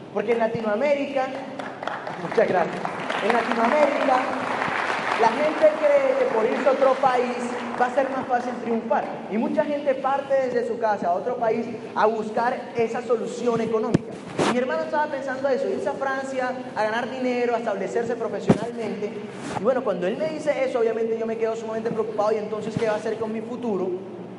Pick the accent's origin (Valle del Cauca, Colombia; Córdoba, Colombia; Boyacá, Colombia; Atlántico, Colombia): Atlántico, Colombia; Barranquilla; moved away as an adult; now in Medellín, Colombia; soy de Colombia